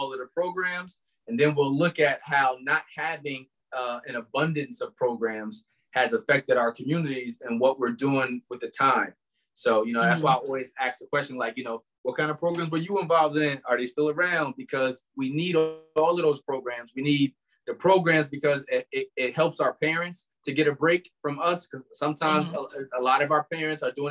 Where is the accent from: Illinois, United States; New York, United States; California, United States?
New York, United States; Albany